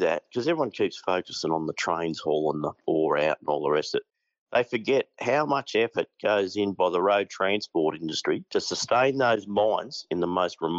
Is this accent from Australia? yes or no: yes; Western Australia, Australia; being West Australian